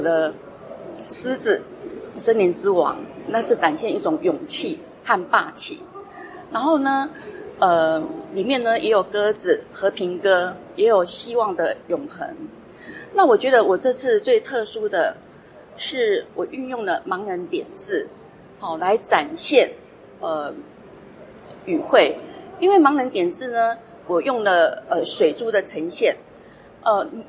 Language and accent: Chinese; Shengang, Changhua County, Taiwan; moved away; 我本身呢是出生于彰化县深港乡，海边长大的一个孩子